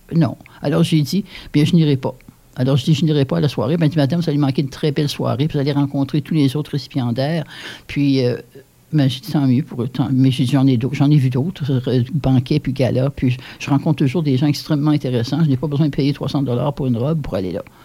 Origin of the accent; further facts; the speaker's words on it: Hearst, Ontario, Canada; moved away as an adult; also born or lived in Paris, Ontario; j'étais de Hearst. Puis tout le monde parlait français